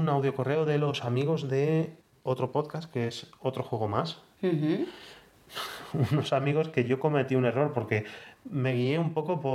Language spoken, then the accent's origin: Catalan; Balearic Islands, Spain; floro en la BSK i soc de Mallorca.